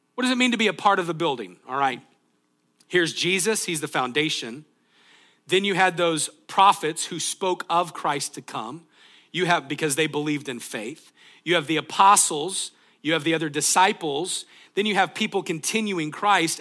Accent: United States; being from the United States

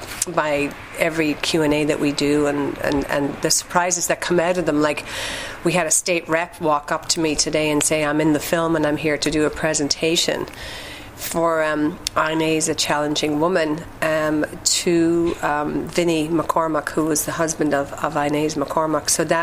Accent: Ireland; now in Boston, United States; Well, I'm Irish. I'm from Ireland, even though my accent is very watered down after being in Boston for almost 15 years. Actually, 17 years, correction.

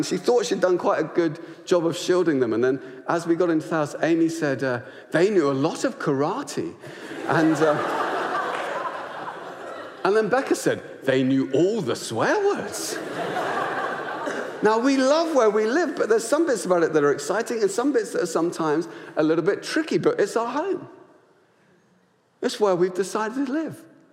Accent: Luton, East of England, United Kingdom; our estate where we grew up in Luton

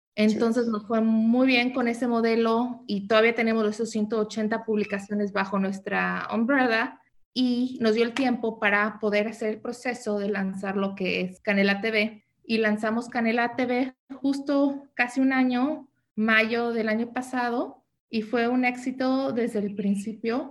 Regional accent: Mexico City, Mexico; also born or lived in New York / San Diego; now in United States; yo nací en la Ciudad de México, entonces soy chilanga, pero me vine a vivir a Estados Unidos desde muy joven

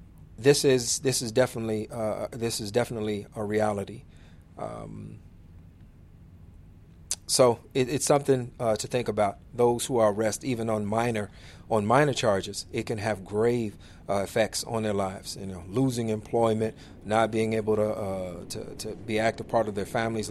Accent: Illinois, United States; states like Illinois in particular, my home state

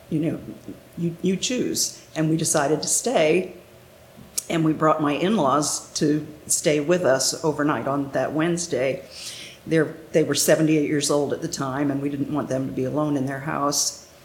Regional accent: Pennsylvania, United States; also born or lived in Northeast United States; now in Pensacola, United States; Well, I'm originally from Pennsylvania. My dad was Navy, so we lived mostly in the Northeast. And uh, we moved to Pensacola in 2004 to take care of my husband's parents who lived down here.

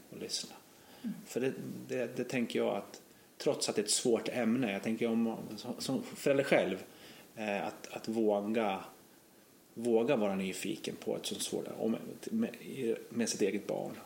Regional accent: Gävle, Gävleborg County, Sweden; Brynäs en stadsdel, där jag växte upp

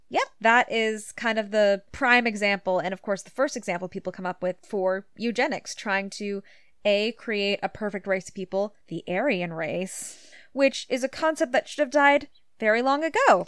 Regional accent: United States; now in Canada; I grew up in the United States

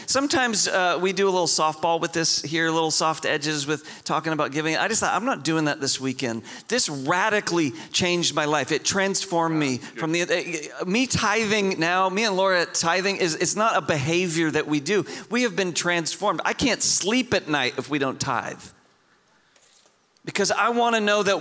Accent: Homer, Alaska, United States; moved away; The town I grew up in was called Homer

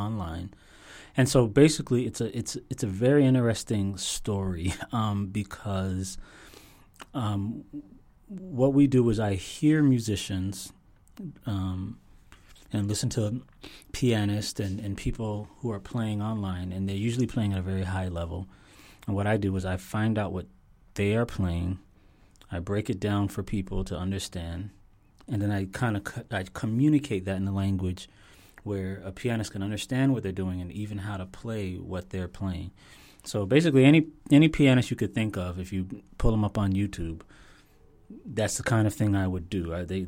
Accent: Toronto, Ontario, Canada; now in Florida, United States; I was born in Toronto, Canada

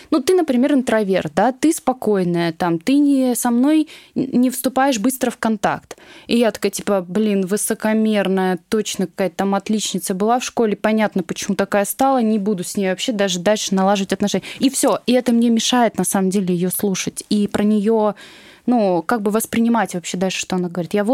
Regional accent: Moscow, Russia; Я коренной москвич.

